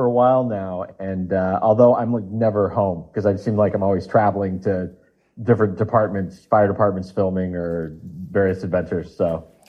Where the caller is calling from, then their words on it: Los Angeles, California, United States; As of this morning, I'm in sunny Los Angeles, California.